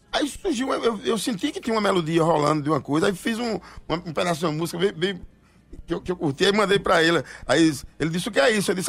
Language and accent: Portuguese; Serra Talhada, Pernambuco, Brazil; Eu sou de Serra Talhada